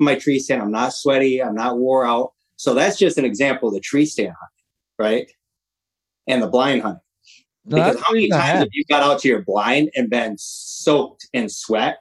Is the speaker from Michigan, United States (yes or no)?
yes; Michigan, United States; now in Washington, United States; I'm a Midwest. I'm originally from Michigan. I live in Washington now